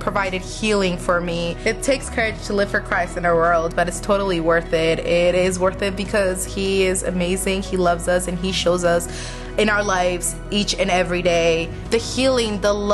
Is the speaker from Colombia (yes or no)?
yes; Colombia; moved away; I am from Colombia